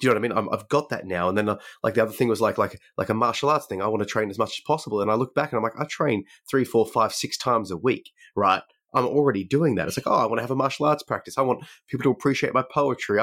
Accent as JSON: {"language": "English", "country": "Australia", "said": "we are both from Australia."}